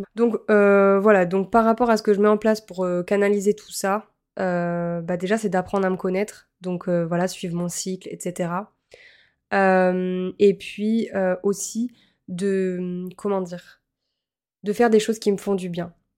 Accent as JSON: {"language": "French", "town": "Montpellier", "region": "Occitania", "country": "France", "tie": "born or raised there", "also_born_or_lived": "Lille", "moved": "as an adult", "said": "à la base, je suis originaire de Montpellier"}